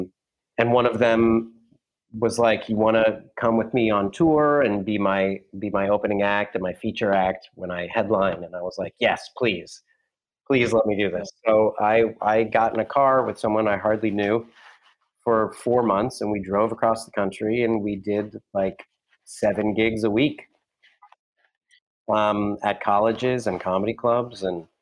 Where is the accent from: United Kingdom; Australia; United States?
United States; Ohio; moved away as an adult; now in New York, United States; I was coming from Ohio to New York